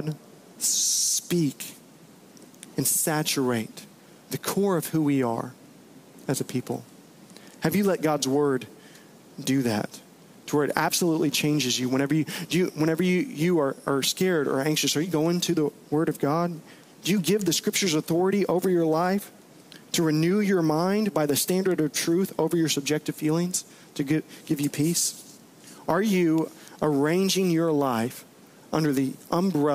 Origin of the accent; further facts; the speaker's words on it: Bowie, Texas, United States; I played a lot of flag football during the summer growing up in Bowie, Texas